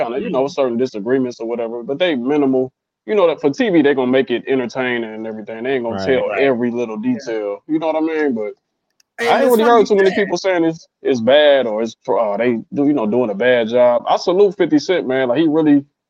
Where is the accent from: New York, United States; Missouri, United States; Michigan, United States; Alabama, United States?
Michigan, United States; Detroit; also born or lived in Atlanta, Georgia; born and raised in Detroit. I spent a lot of time in Atlanta, too